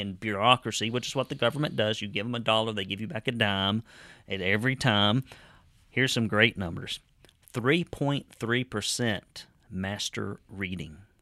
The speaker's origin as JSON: {"language": "English", "area": "Marion County", "region": "Alabama", "country": "United States", "tie": "born or raised there", "said": "people I grew up with down in Dog Holler and in Marion County"}